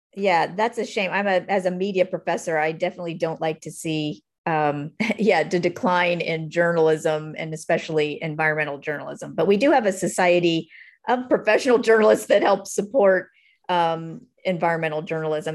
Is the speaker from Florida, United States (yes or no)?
yes; South Florida, United States; I'm from South Florida